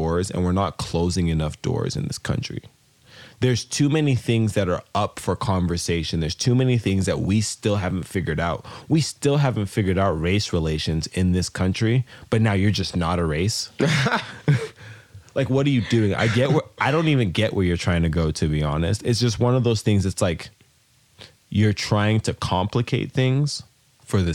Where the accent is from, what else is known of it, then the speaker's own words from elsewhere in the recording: United States; we're Nigerian-American. We were born in America, but the blood in our veins is very Niger